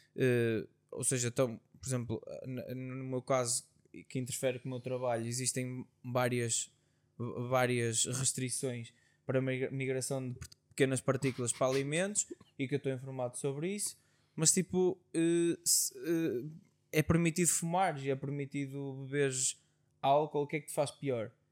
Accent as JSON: {"language": "Portuguese", "country": "Portugal", "said": "como bons portugueses que somos"}